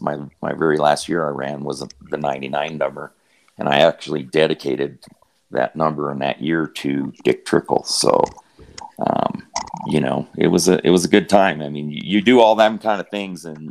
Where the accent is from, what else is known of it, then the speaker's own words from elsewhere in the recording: Wisconsin, United States; moved away; Growing up in Wisconsin, you kind of live, breathe racing